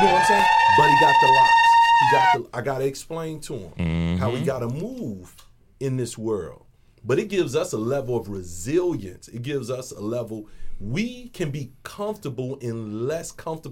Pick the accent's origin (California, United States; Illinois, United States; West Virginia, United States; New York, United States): Illinois, United States; Chicago; Growing up in the library, going to the mosque in Chicago, growing up in the black church in Chicago